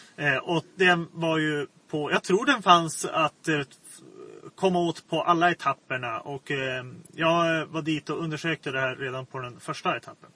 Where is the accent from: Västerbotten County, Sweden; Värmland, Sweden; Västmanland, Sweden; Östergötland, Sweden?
Västerbotten County, Sweden; Kusmark; moved away; jag kommer ursprungligen från Kusmark, den här byn